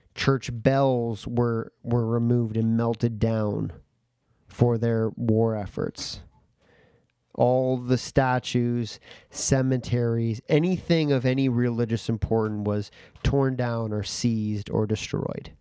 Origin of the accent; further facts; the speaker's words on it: Canada; as a Canadian